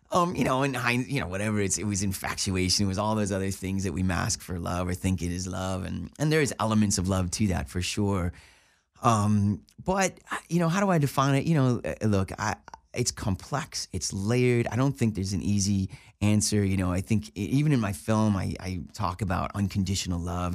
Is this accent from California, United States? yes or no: no; Buffalo, New York, United States; moved away as an adult; also born or lived in Cleveland; now in Los Angeles, United States; I grew up in Buffalo, New York